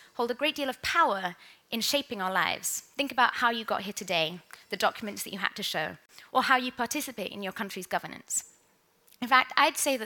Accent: Manchester, North West England, United Kingdom; when I was a child, I grew up in Manchester in the UK

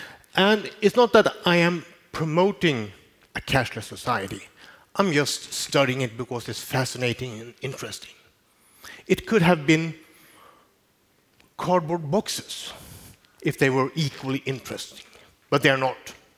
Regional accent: Malmö, Skåne, Sweden; since this is almost the first time I have I'm giving a speech in my hometown. I'm from Malmö.

